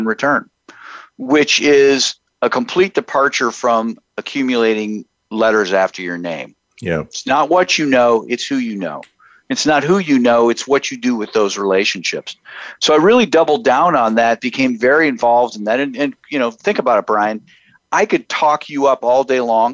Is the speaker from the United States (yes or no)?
yes; Houghton, Michigan, United States; moved away as an adult; now in Columbus, United States; I grew up in the Upper Peninsula of Michigan, about 4 hours north of Green Bay. Shout out to Houghton, Michigan